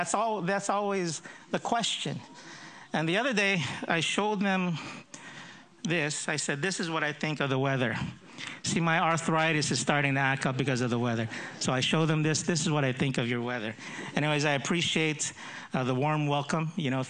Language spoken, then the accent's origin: English; United States; accent: American; I grew up in the States when I was young, so that's why I have a bit of an American accent. But this is not the typical Filipino accent.